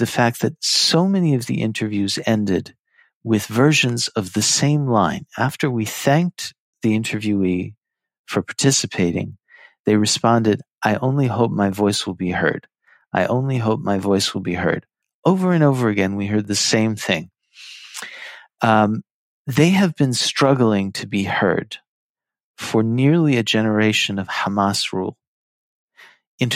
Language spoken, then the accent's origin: English; United States; I was born in the United States, but I come from an Iraqi Jewish family on my mother's side